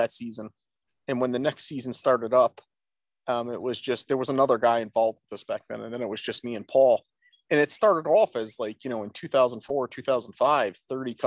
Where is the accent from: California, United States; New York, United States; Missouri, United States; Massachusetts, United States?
New York, United States; Rochester; born or raised there; also born or lived in Branford, Connecticut